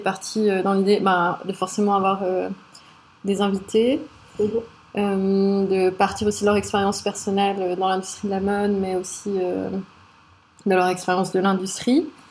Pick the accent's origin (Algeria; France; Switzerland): Switzerland; je suis d'origine libanaise et sri-lankaise. J'ai grandi euh, en Suisse